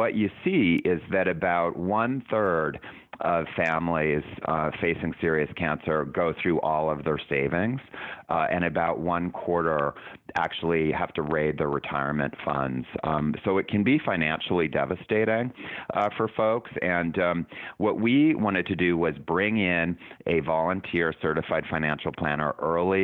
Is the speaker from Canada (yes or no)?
yes; Canada; moved away as an adult; now in United States; I'm from Canada.